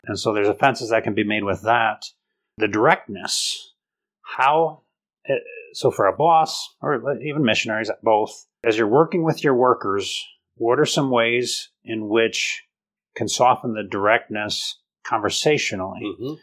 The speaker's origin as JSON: {"language": "English", "country": "United States", "also_born_or_lived": "Mexico", "said": "I'm very American"}